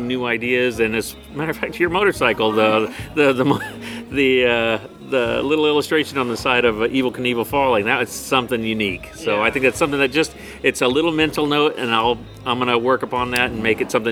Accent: Austin, Texas, United States; I'm originally from Austin, Texas

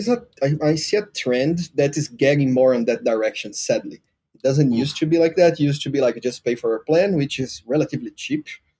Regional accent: Recife, Pernambuco, Brazil; now in São Paulo, Brazil; in my hometown city, because I'm not from São Paulo, I'm from Recife.

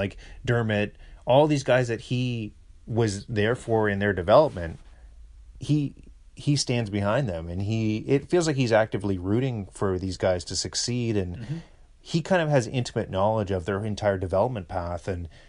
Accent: Western Canada, Canada; And I'm from Western Canada. I remember cheering for those Oilers teams

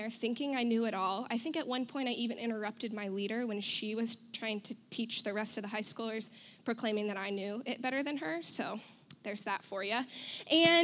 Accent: United States; I'm white. I'm American

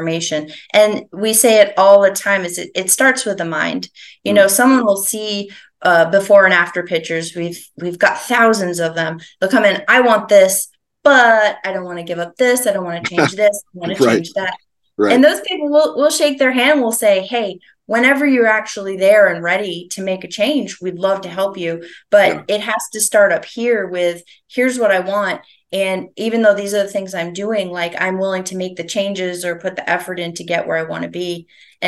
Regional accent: St. Johnsbury, Vermont, United States; moved away; I grew up in Vermont, like way northeastern Vermont, a little town called St. Johnsbury.

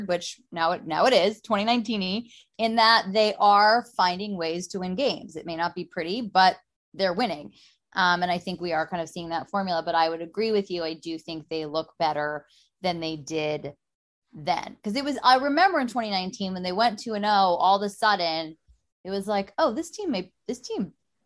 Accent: Los Angeles, California, United States; I'm from Los Angeles. My grandparents bought Dodger season tickets when the Dodgers moved to Los Angeles when the Dodger Stadium was built in 1962. We've had the same tickets forever

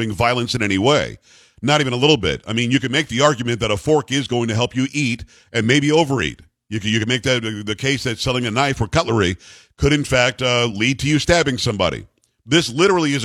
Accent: United States; I'm an American

